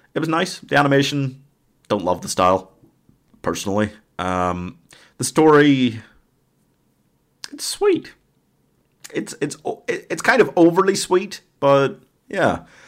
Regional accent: Northern Ireland, United Kingdom; I'm Northern Irish

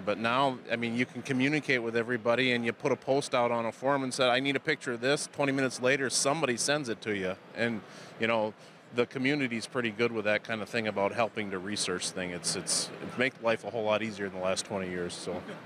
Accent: Baraboo, Wisconsin, United States; I grew up in Baraboo, so I mean I was 20 miles down the road.

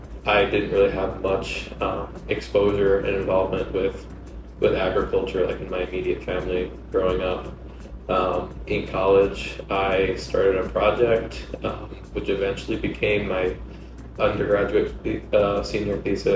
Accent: New York, United States; moved away as an adult; also born or lived in Aguadilla, Puerto Rico; now in Adjuntas, Puerto Rico; So I'm a New Rican, so that means I'm Puerto Rican. My family's from here. I was born and raised in New York, and like many New Yorkers, spent most of my life coming back and forth to Puerto Rico.

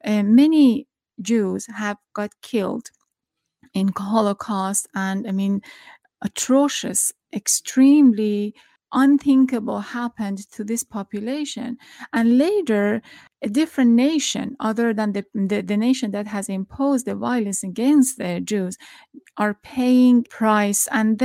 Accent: Iran; I'm from Iran

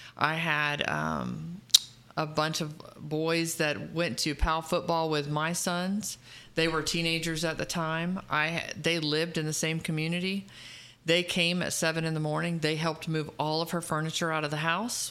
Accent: Dade City, Florida, United States; It's my hometown. I love Dade City.

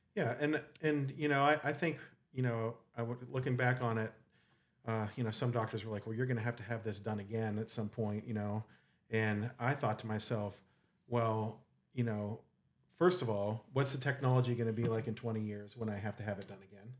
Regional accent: Saegertown, Pennsylvania, United States; I grew up in Sager Town, Pennsylvania

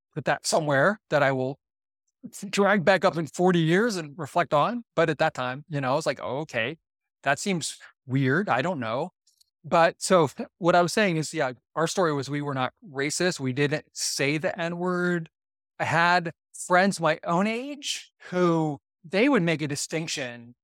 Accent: Boardman, Ohio, United States; I grew up in Boardman, Ohio, which is a, a white, very, very white suburb of Youngstown, Ohio

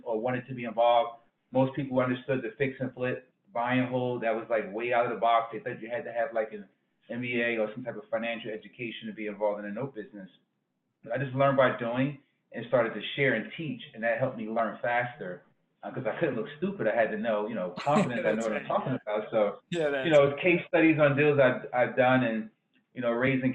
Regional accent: Newark, New Jersey, United States; I'm from Newark, New Jersey originally.

